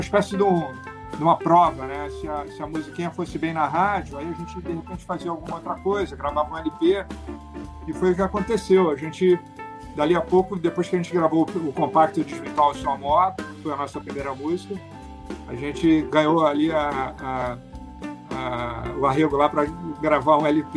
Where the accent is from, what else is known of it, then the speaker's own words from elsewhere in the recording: Seropédica, Rio de Janeiro, Brazil; a gente cresceu lá na Universidade Rural, e hoje é seropédica